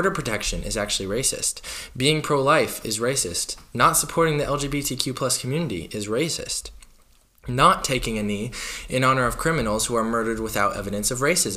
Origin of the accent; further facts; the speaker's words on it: Minnesota, United States; here in my home state of Minnesota